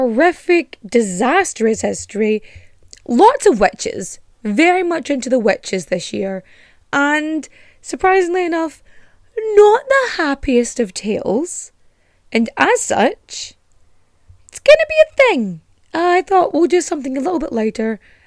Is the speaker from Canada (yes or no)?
no; Ireland; accent: Culchie Donegal farmer; I've lived in Ireland most of my life and I cannot do an Irish accent. Maybe like a Colchie Donegal farmer person. Because that's kind of how my accent swings sometimes